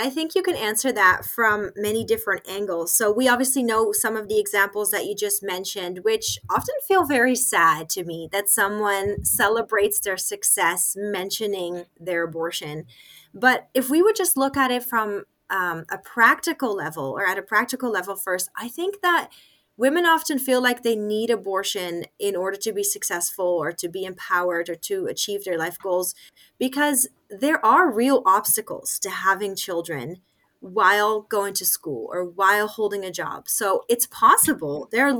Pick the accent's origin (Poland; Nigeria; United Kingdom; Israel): Nigeria; I was raised in Nigeria. I didn't add that I was a missionary kid. I just said I lived in Nigeria.